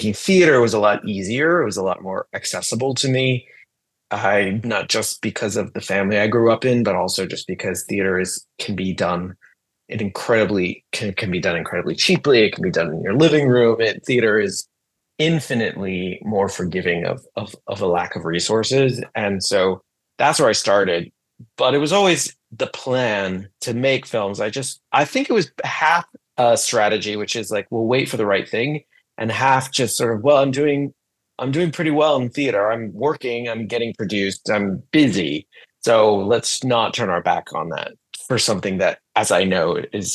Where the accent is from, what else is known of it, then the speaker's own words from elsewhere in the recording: United States; being an American teenager in the 90s